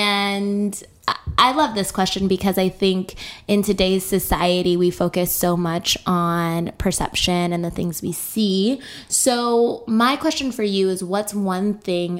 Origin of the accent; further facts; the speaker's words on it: Nebraska, United States; also born or lived in Texas; I'm from Nebraska.